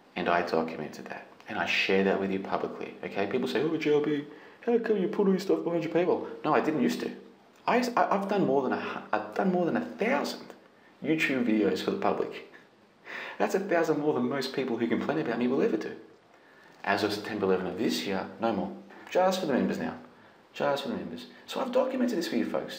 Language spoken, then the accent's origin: English; Australia; I'm Australian citizen.